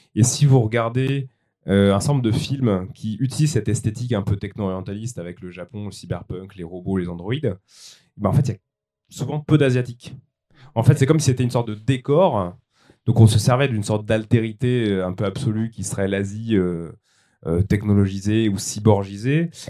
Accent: France; je suis français

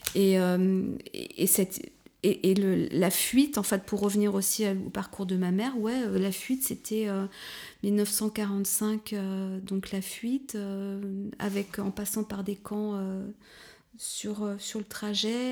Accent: Paris region, Île-de-France, France; moved away as an adult; also born or lived in Touraine; now in Berlin, Germany; Je suis née en Touraine, mais j'ai grandi dans la région parisienne, en fait, en banlieue.

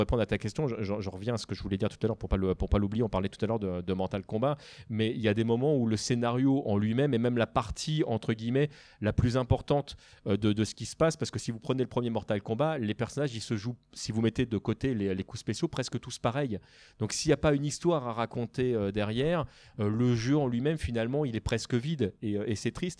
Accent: France; en tant que Français

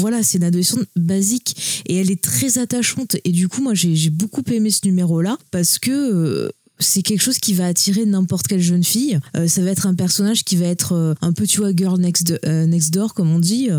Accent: France; nous on est français

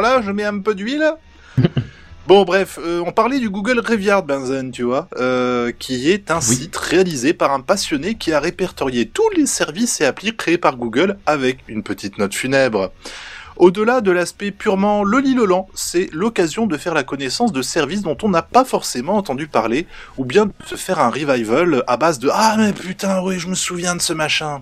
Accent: Normandy, France; je suis normand

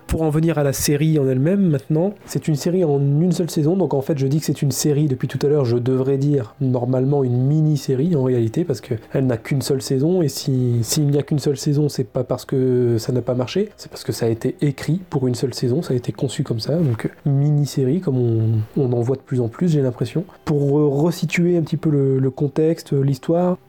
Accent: France; accent: French; mon magnifique accent français

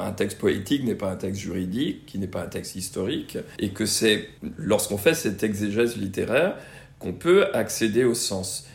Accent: Brittany, France; j'ai grandi en Bretagne

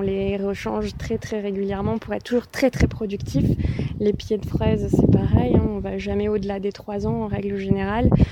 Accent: Vaucluse, Provence-Alpes-Côte d'Azur, France; moved away as an adult; now in Ardèche, France; Je suis pas originaire d'Ardèche, je suis originaire du Vaucluse

